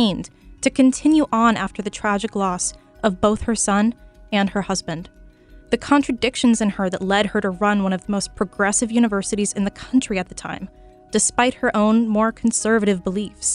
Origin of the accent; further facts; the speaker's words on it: San Mateo, California, United States; my hometown, San Mateo.